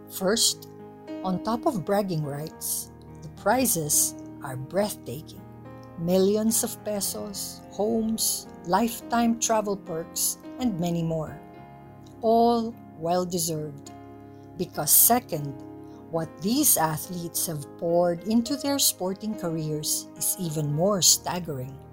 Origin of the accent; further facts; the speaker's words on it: Philippines; As a Filipino, I am beyond proud of them.